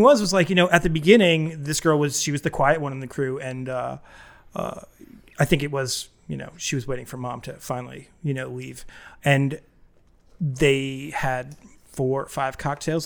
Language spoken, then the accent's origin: English; New England, United States; moved away; also born or lived in Boston, Massachusetts; I grew up in New England and I lived in the Boston area for a long time.